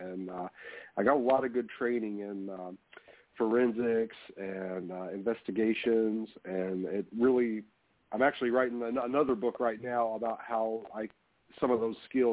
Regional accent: Kentucky, United States; now in Alaska, United States; I grew up in Kentucky

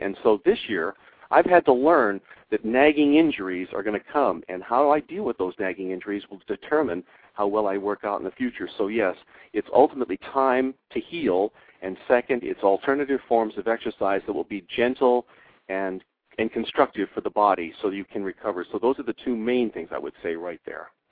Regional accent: Hawaii, United States; moved away as an adult; also born or lived in Syracuse, New York; I came from Hawaii where I had been, been born and raised

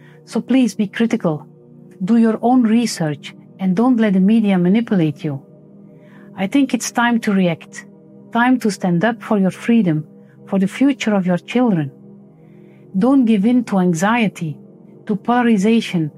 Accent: Belgium; I'm a medical doctor from Belgium

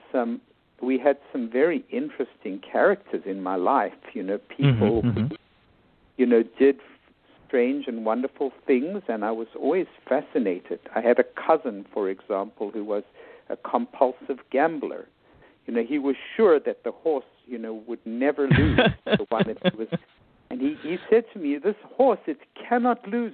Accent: South Africa; moved away as an adult; also born or lived in New York City, United States / Bethesda, Maryland, United States; now in United States; I was born and raised in South Africa

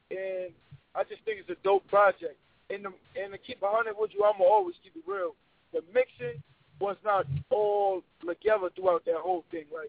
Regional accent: New York City, New York, United States; I'm from Harlem.

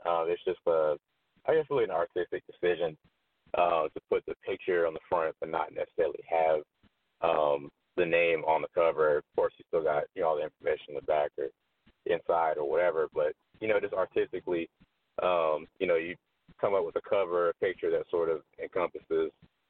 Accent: Columbia, South Carolina, United States; now in Atlanta, United States; I'm from Columbia

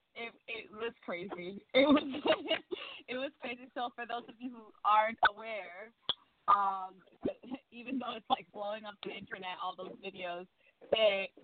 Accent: New York City, New York, United States; as a New Yorker

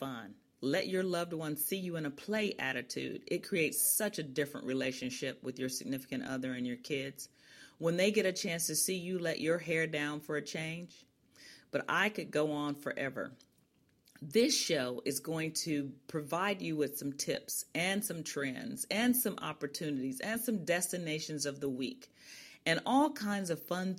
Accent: Chicago, Illinois, United States; I'm originally from Chicago, an only child of a high school math teacher and guidance counselor, and a police sergeant

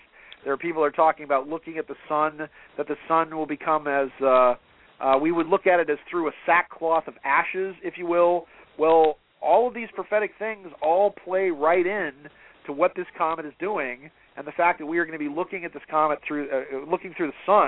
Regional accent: Atherton, California, United States; I grew up in Atherton up in Northern California.

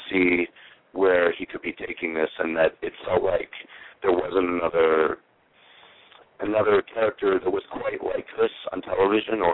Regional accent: New Haven, Connecticut, United States; moved away as an adult; also born or lived in New York; now in Los Angeles, United States; I grew up mostly around Connecticut, around New Haven.

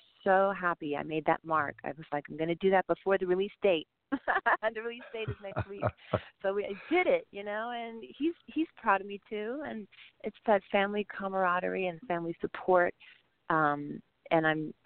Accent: San Antonio, Texas, United States; I'm from San Antonio, Texas

